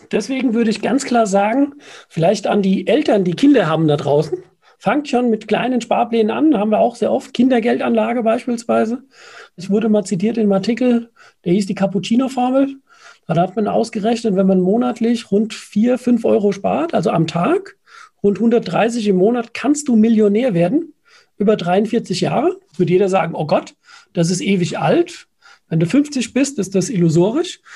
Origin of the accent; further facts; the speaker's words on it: Nackenheim, Rhineland-Palatinate, Germany; Ich bin ein Nackenheimer.